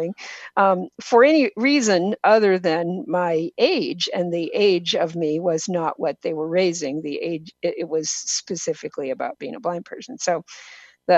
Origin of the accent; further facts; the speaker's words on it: Washington, United States; also born or lived in Boston, Massachusetts; I live in Washington State, and I grew up in Washington State